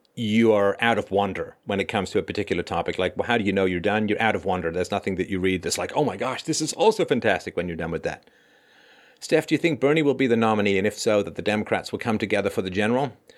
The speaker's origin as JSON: {"language": "English", "region": "England", "country": "United Kingdom", "tie": "born or raised there", "also_born_or_lived": "Ireland / South Africa", "moved": "yes", "lives_now": "Canada", "said": "I was born in Ireland, I grew up in England. Also spent a little bit of time in South Africa"}